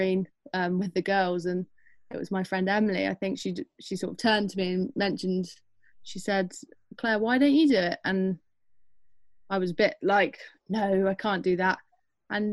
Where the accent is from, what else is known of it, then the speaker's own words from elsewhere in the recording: Devon, South West England, United Kingdom; moved away as an adult; growing up in Devon